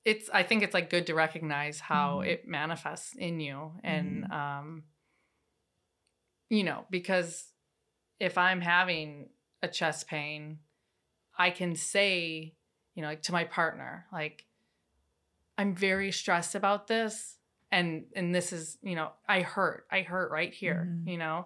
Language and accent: English; Wisconsin, United States; In Wisconsin.